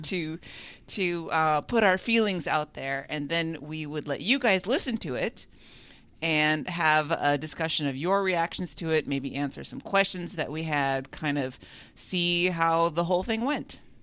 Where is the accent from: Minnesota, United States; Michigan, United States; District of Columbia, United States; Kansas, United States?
Minnesota, United States; it was in my hometown